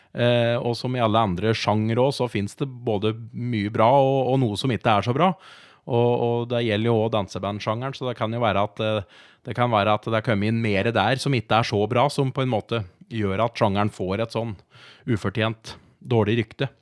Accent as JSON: {"language": "Norwegian", "town": "Moelv", "region": "Innlandet", "country": "Norway", "tie": "born or raised there", "also_born_or_lived": "Raufoss", "said": "jeg bor jo i Moelven og er oppvokst inn"}